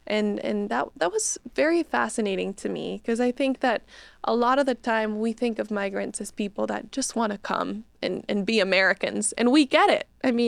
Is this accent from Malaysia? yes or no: no; Bolivia; moved away as an adult; now in United States; Yeah, I was raised in Bolivia. I went to, you know, high school in Bolivia, but I was like, I really want to go to college in the U.S. one day.